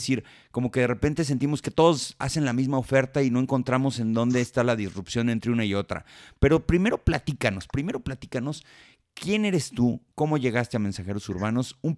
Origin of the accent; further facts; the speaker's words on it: Colombia; Soy colombiana, así es.